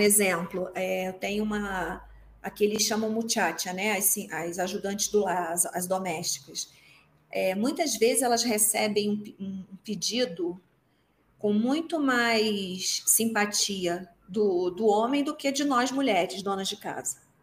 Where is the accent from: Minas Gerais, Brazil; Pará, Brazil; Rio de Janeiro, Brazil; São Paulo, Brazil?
Rio de Janeiro, Brazil; moved away as an adult; now in Mexico; eu sou carioca